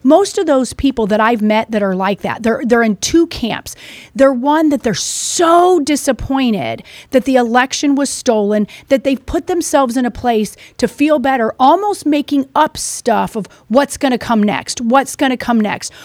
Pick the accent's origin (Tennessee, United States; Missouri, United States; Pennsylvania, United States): Missouri, United States; I'm from Missouri